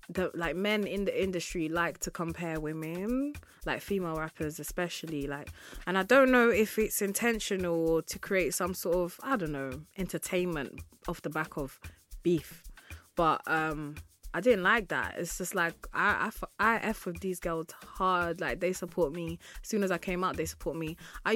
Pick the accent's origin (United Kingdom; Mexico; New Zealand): United Kingdom; Like, I mean, cool, I'm a British artist, but I just feel like the source is really in Africa.